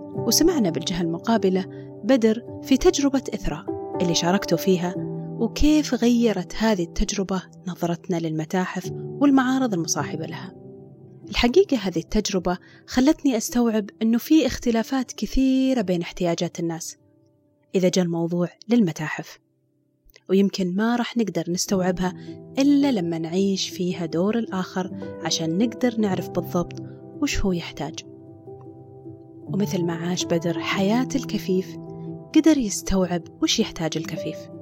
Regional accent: Saudi Arabia; عندنا في السعودية

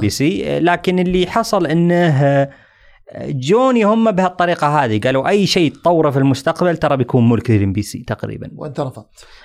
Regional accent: Saudi Arabia

